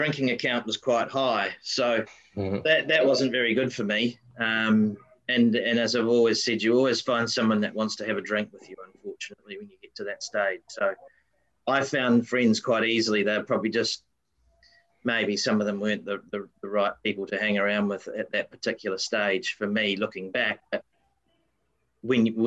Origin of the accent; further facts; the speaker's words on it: Wellington, New Zealand; now in Sunshine Coast, Australia; I grew up in a very tiny little suburb in the capital city of New Zealand, Wellington, called Linden